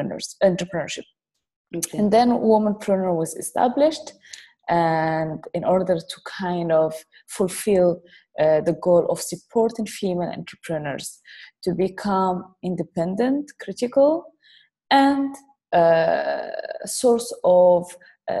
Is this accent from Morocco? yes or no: yes; Morocco; moved away; I grew up in Morocco